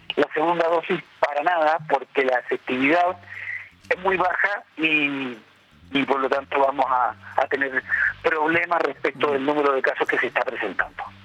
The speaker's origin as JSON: {"language": "Spanish", "country": "Chile", "said": "En nuestra población, somos los, chilenos"}